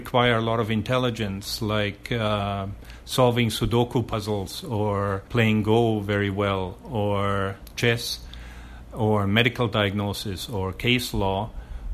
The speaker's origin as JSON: {"language": "English", "town": "Munich", "region": "Bavaria", "country": "Germany", "tie": "born or raised there", "also_born_or_lived": "Calgary, Canada / Auckland, New Zealand / Winnipeg, Canada", "moved": "as an adult", "lives_now": "Taipei, Taiwan", "said": "I was born in Germany, in Munich, and first 24 years of my life, I was very much involved in sports"}